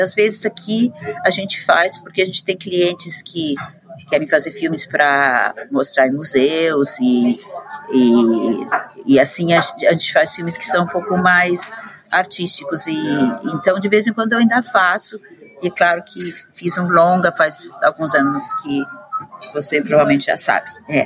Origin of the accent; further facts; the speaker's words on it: Curitiba, Paraná, Brazil; moved away as an adult; also born or lived in São Paulo; now in London, United Kingdom; Eu nasci no Brasil, moro muito tempo em Londres já, mas nasci em Curitiba, depois morei em São Paulo um tempo e estou aqui em Londres faz mais de 20 anos agora